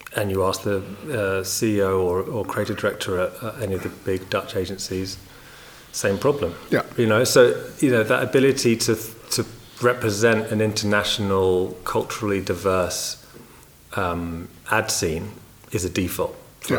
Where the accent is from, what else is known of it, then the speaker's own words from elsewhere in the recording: England, United Kingdom; moved away as an adult; now in Netherlands; an English guy living here for many years